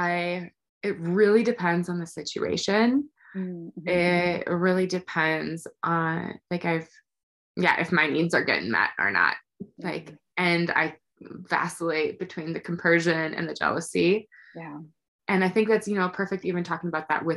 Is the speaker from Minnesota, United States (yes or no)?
yes; Minnesota, United States; moved away; I'm from Minnesota